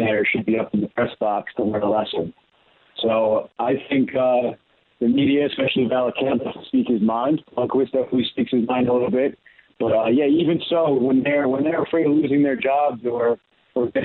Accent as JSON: {"language": "English", "town": "Baldwin", "region": "New York", "country": "United States", "tie": "born or raised there", "said": "I grew up on Long Island. My dad raised me here on Long Island in Baldwin"}